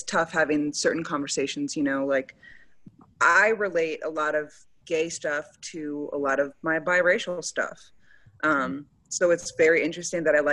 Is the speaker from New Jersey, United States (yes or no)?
no; Wisconsin, United States; moved away as an adult; also born or lived in Baltimore, Maryland; now in Dallas, United States; I'm from Wisconsin, but I went to school.